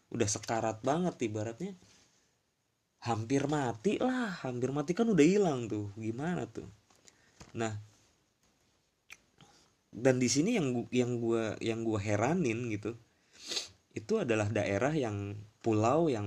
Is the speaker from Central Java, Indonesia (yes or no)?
yes; Brebes, Central Java, Indonesia; gue juga sebenarnya sih malu sih ngomong pakai bahasa Indonesia yang mana gue orang Jawa orang Berbes gitu kenapa gue nggak pakai bahasa ngapak